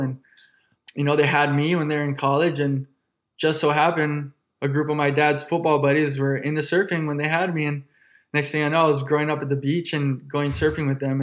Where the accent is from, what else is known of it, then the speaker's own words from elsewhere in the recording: Honolulu, Hawaii, United States; I'm born and raised in Honolulu, Hawaii.